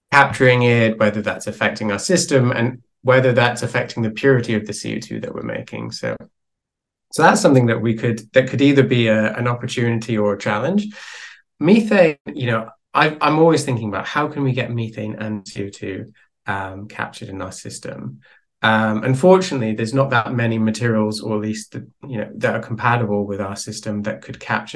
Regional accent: Wales, United Kingdom; I'm from Wales

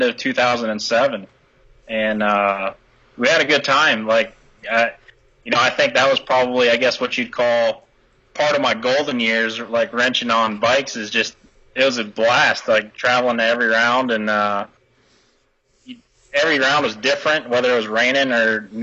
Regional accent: Wyoming, United States; moved away as an adult; also born or lived in Phoenix, Arizona; now in Texas, United States; I was born and raised in Wyoming, so I'm a native of the state of Wyoming.

